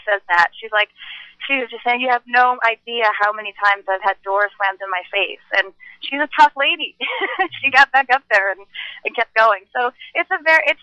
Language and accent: English; New Jersey, United States; I'm American as well as Indian. I grew up in Jersey.